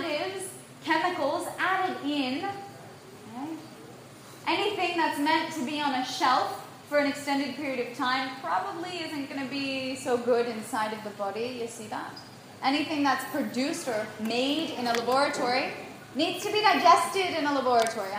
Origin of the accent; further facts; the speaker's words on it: United States; I was born in the United States